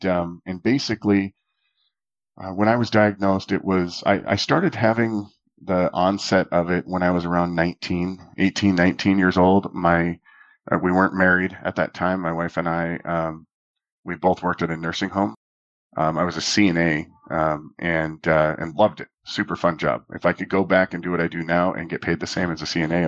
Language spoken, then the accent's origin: English; Minot, North Dakota, United States; I grew up in Minot, North Dakota